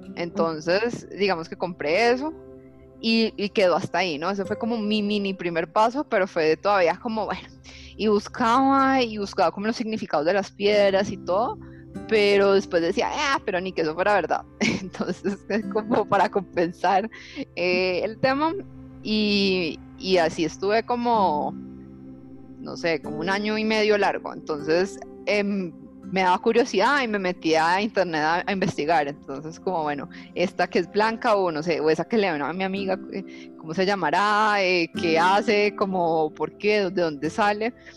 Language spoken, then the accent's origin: Spanish; Cali, Valle del Cauca, Colombia; yo soy de Cali, por donde vivía, había mucha, eh, digamos, yo vivía sobre una montaña que, tiene a Cristo Rey encima